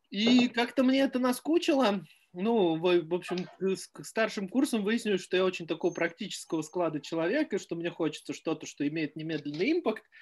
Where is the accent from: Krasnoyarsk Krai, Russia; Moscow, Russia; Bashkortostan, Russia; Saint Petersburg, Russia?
Moscow, Russia; born there; я родился в Москве в 70-м на краю города.